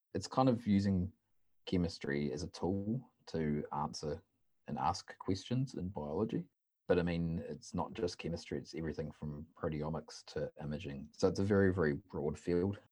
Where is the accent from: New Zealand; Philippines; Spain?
New Zealand; moved away as an adult; now in Uppsala, Sweden; originally I'm from New Zealand